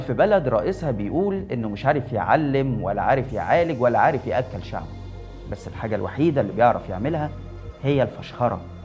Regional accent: Egypt; يا مصريين احنا ما عندناش ثروات

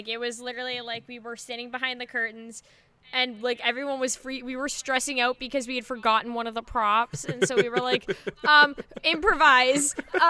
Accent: Canada; I'm Canadian

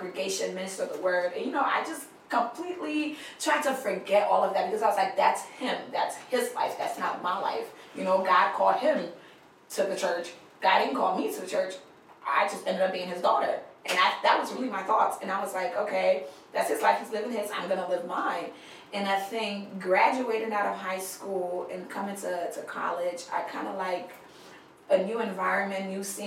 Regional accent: Liberia; moved away; I grew up in Liberia

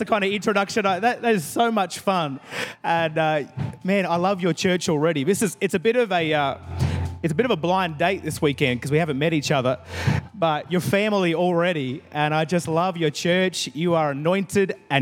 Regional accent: Adelaide, South Australia, Australia; I am from God's favourite city in Australia, Adelaide, South Australia

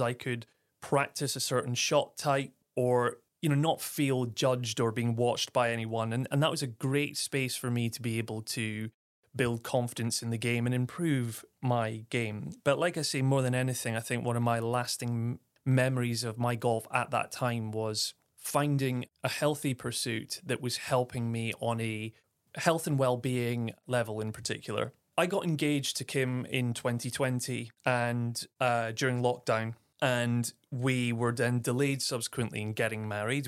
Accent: Aberdeen, Scotland, United Kingdom; moved away; also born or lived in Clapham, London; I'm born and raised in Aberdeen, Scotland, the northeast of Scotland

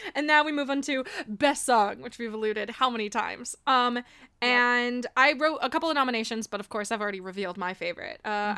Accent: Miami, Florida, United States; Growing up in Miami, I was like the awkward white kid

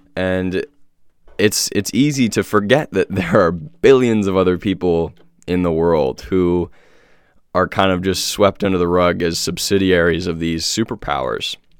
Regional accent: United States; born and raised in America

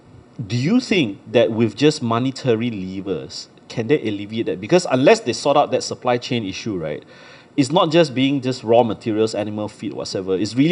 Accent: Malaysia; I'm from Malaysia.

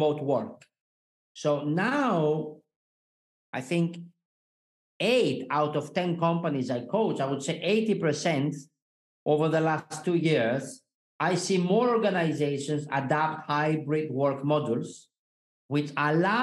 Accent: Greece; moved away as an adult; also born or lived in Switzerland; I was born in Greece, and so far I lived and worked in eight different countries

